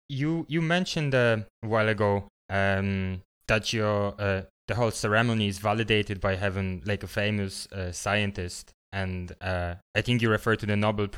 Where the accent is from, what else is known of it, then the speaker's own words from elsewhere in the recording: Poland; accent: Polish; English is a second language; I'm Polish, so in my accent, that's why English is not my first language.